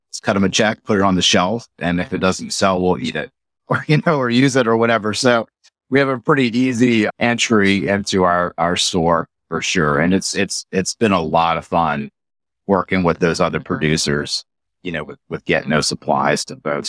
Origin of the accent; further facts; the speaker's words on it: Metairie, Louisiana, United States; I'm from New Orleans, so I grew up, you know, eight miles from downtown New Orleans in Metairie